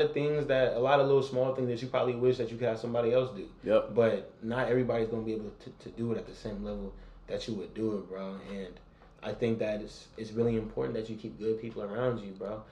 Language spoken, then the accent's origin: English; San Francisco, California, United States; I'm from San Francisco